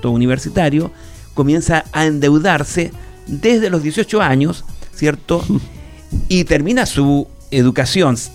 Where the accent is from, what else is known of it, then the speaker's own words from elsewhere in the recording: Chile; also born or lived in Argentina; now in Buenos Aires, Argentina; cuando yo salí de Chile en la década del 80